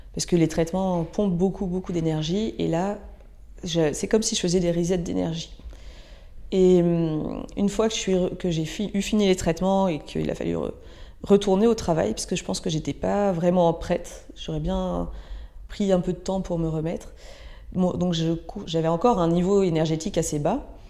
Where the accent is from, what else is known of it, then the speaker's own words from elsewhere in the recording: Ardèche, Auvergne-Rhône-Alpes, France; j'ai grandi en Ardèche, dans un petit village euh, proche de la nature